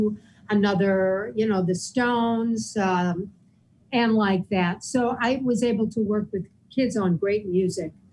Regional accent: New York, United States; I'm a New Yorker.

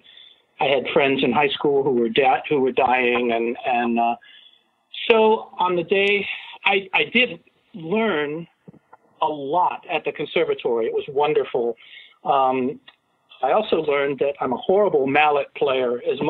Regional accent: Cincinnati, Ohio, United States; moved away as an adult; now in New York City, United States; I grew up in Cincinnati, Ohio, and I went to the conservatory at the University of Cincinnati for a year and a half.

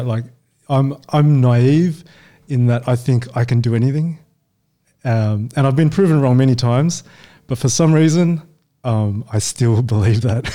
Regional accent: Australia; also born or lived in Hong Kong; I was born in Hong Kong. Yeah. And then um, parents um, immigrated over to Australia when I was five. Yeah. Nice. Um, and yeah, so we've been here ever since

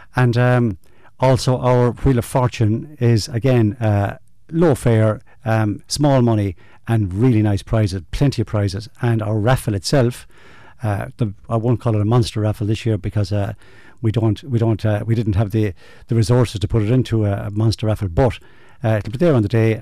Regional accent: Ireland

